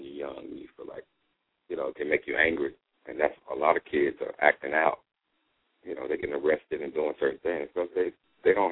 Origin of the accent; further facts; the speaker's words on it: Charlotte, North Carolina, United States; moved away as an adult; I came from Charlotte